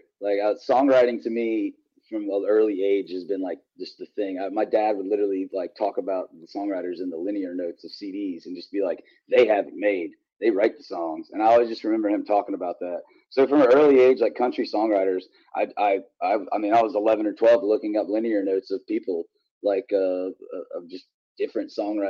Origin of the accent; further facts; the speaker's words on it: Virginia, United States; moved away as an adult; now in Nashville, United States; I grew up in one of those beautiful areas in the country